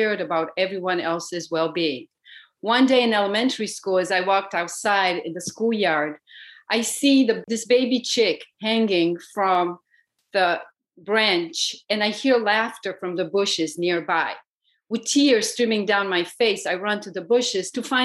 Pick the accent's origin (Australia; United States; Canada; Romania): Romania; moved away; Growing up in Romania